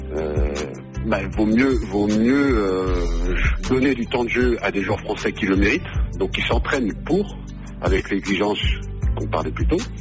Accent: Cholet, Pays de la Loire, France; moved away as an adult; j'ai grandi euh, à Cholet, dans le club de, Cholet Basket.

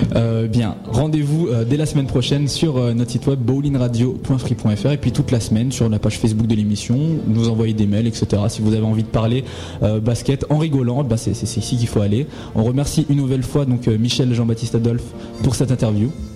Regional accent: Madagascar; je suis malgache

